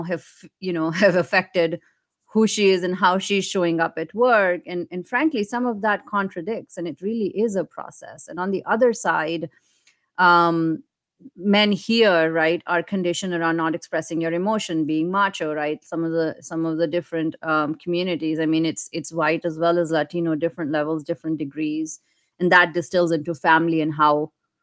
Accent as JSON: {"language": "English", "country": "India", "tie": "born or raised there", "moved": "as an adult", "lives_now": "United States", "said": "Me growing up in India"}